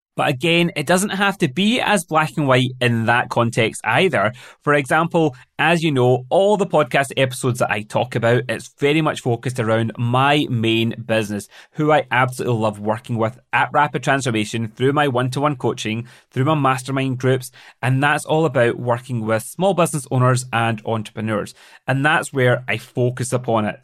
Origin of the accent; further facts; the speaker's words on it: Glasgow, Scotland, United Kingdom; moved away as an adult; also born or lived in London; settling back down in my hometown of Glasgow